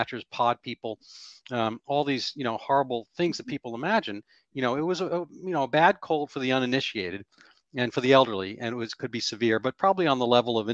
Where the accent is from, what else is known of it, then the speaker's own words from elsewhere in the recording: New York City, New York, United States; moved away as an adult; now in Boston, United States; I grew up in the Bronx. I live in Boston. I've been here for 40 years